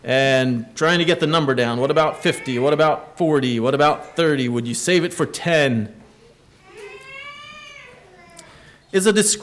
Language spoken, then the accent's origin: English; Gap, Pennsylvania, United States; When I was growing up, I grew up in Gap. Well, Kinzers was our zip code, but I went to Mine Road.